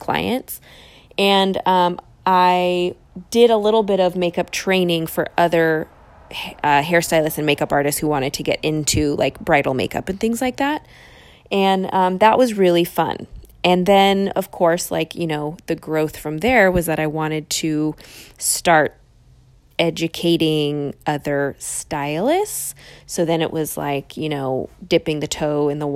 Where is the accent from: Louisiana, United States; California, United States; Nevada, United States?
California, United States; East Bay, San Francisco Bay Area; also born or lived in Los Angeles; I ended up back in my hometown in the East Bay